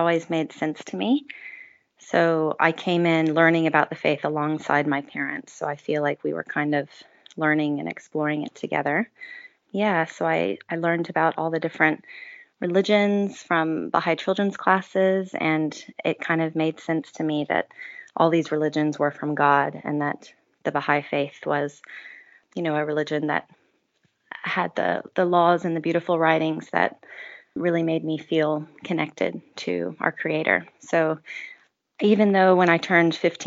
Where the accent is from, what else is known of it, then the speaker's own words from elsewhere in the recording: Asheville, North Carolina, United States; I grew up in Asheville, North Carolina, in the U.S.